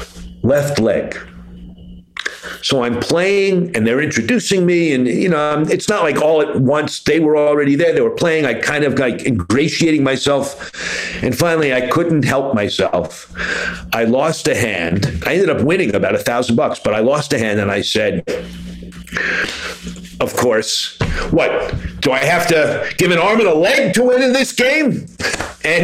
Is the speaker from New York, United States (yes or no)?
yes; New York, United States; now in Boston, United States; I'm a Jew from New York